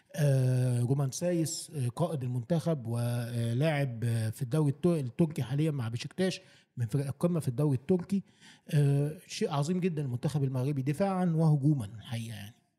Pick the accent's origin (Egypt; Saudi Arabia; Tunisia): Egypt; بصفتي مصري